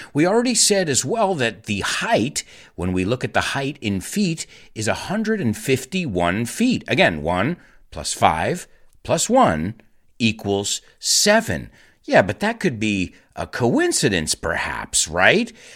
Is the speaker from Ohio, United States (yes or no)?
no; New York City, New York, United States; as a New Yorker